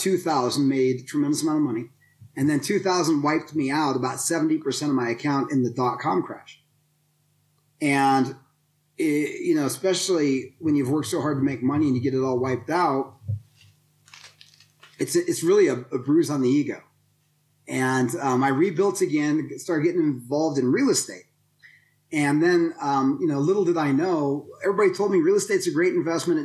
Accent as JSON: {"language": "English", "town": "Denver", "region": "Colorado", "country": "United States", "tie": "born or raised there", "said": "I grew up in Denver, Colorado"}